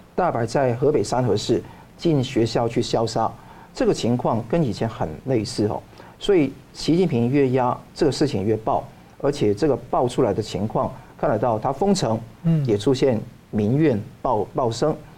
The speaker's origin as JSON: {"language": "Chinese", "country": "Taiwan", "said": "我们台湾人"}